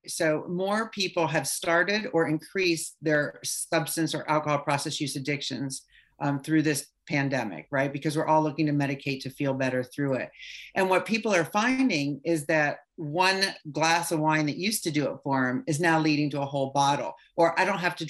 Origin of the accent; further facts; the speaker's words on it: California, United States; He came from New York. I came from California. We met in Minnesota at a health club.